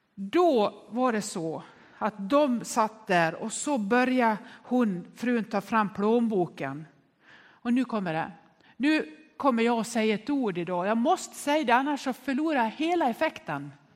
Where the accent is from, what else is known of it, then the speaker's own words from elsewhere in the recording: Nås, Dalarna County, Sweden; När jag var barn uppväxt i Nås i Västerdalarna